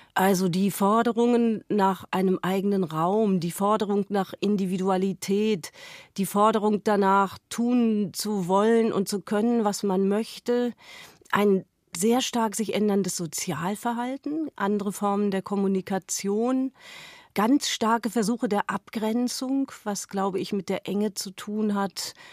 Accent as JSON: {"language": "German", "town": "Hameln", "region": "Lower Saxony", "country": "Germany", "tie": "born or raised there", "moved": "yes", "said": "aus meiner Heimatstadt Hameln"}